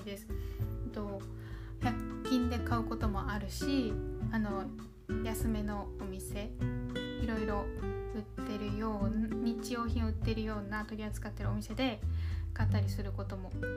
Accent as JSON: {"language": "Japanese", "region": "Okinawa", "country": "Japan", "tie": "born or raised there", "accent": "南国なまり (southern-island accent)", "said": "地元沖縄"}